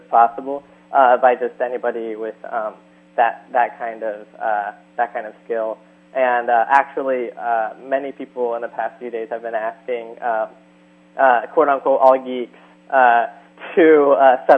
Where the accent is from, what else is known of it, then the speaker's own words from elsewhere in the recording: San Luis Obispo, California, United States; my hometown